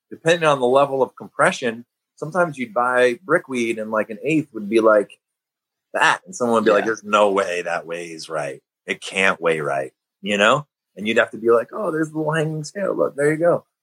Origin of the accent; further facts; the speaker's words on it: Midwest, United States; since I'm from the Midwest